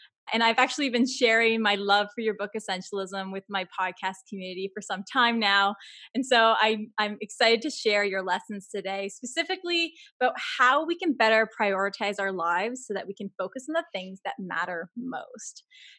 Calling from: Toronto, Ontario, Canada; So I am calling you from Toronto, Canada

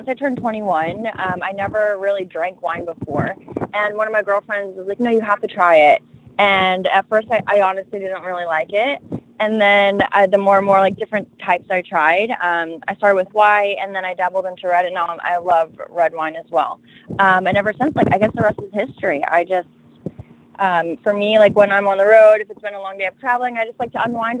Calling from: Florida, United States; I'm actually home in South Florida.

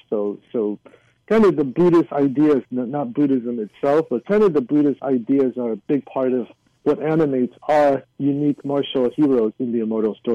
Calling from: Hacienda Heights, California, United States; It's funny he should say because I am calling in from Hacienda Heights. I'm I'm less than a mile from Hsi Lai Temple.

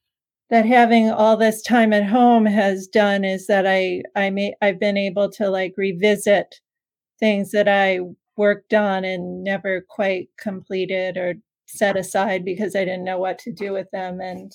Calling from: Hastings-on-Hudson, New York, United States; I'm calling from my house, which is in a little town called Hastings on Hudson, New York. It's just about 10 miles north of the Bronx, so just outside of New York City.

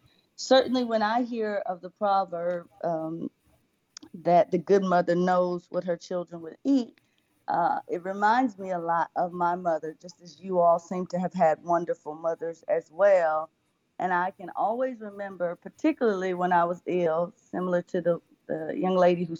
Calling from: Memphis, Tennessee, United States; This is … coming in from Memphis, Tennessee.

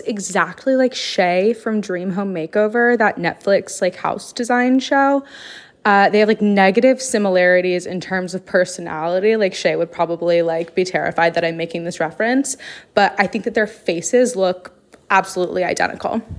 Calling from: Texas, United States; I'm calling from Texas

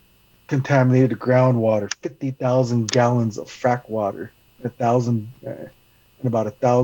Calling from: Albuquerque, New Mexico, United States; I'm from calling from New Mexico, from the occupied lands of the Tiwa people in Albuquerque, because there's a good internet here.

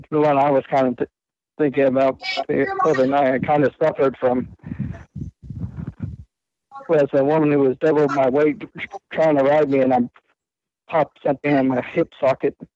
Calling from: Bakersfield, California, United States; I'm calling from Bakersfield.

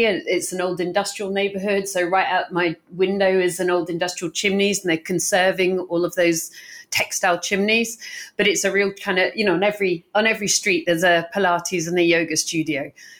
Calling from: Barcelona, Catalonia, Spain; And I'm joining you from Barcelona in Spain today, which is probably why we can't do it in person.

